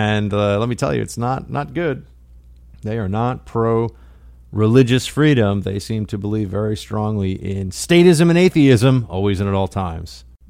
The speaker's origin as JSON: {"language": "English", "region": "Northern United States", "country": "United States", "said": "And I'm a Northerner."}